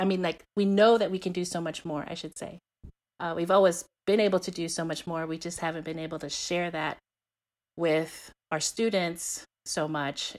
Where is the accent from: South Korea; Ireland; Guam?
Guam; now in Texas, United States; growing up in Guam